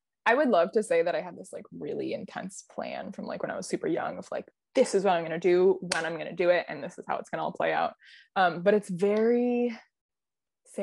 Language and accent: English; Midwest, United States; moved away; I grew up in the Midwest where it's very, I don't know, very passive aggressive